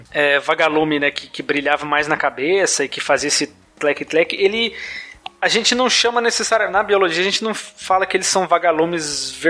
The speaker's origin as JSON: {"language": "Portuguese", "region": "Goiás", "country": "Brazil", "said": "Eu sou de Goiás, né?"}